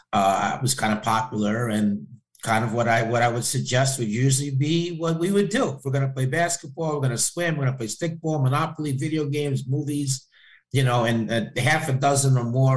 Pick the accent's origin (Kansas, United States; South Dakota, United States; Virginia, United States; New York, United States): New York, United States; Peekskill; I grew up specifically in Peekskill, in Westchester